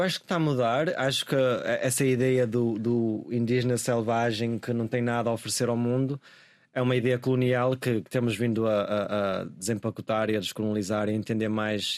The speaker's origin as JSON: {"language": "Portuguese", "town": "Guimarães", "region": "Norte", "country": "Portugal", "tie": "born or raised there", "also_born_or_lived": "London", "moved": "as an adult", "said": "a cidade seja um lugar onde eu sinto que pertenço uh, onde cresci e tudo"}